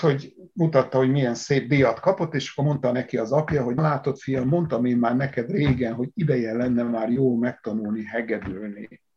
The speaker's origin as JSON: {"language": "Hungarian", "region": "Szabolcs-Szatmár-Bereg", "country": "Hungary", "said": "én Szatmárból származom"}